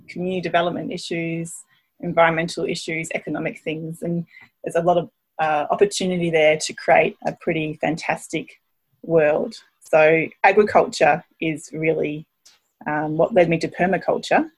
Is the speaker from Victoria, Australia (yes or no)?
no; Brisbane, Queensland, Australia; moved away as an adult; now in Tasmania, Australia; originally I come from Queensland in Brisbane, where I grew up on a city farm my dad ran